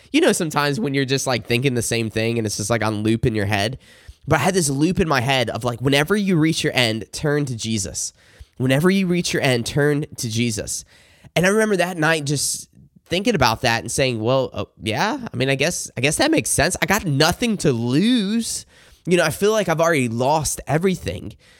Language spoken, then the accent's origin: English; South Carolina, United States; I grew up in the Bible Belt in South Carolina.